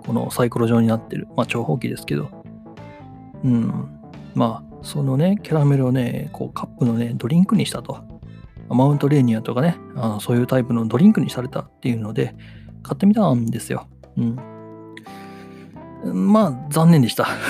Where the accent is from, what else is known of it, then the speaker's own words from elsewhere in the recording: Wakayama, Japan; moved away; 地元の和歌山の方ではね